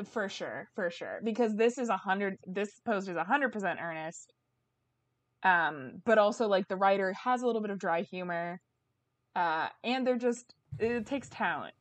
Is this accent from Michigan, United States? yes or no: no; Bay Area, California, United States; growing up in the Bay Area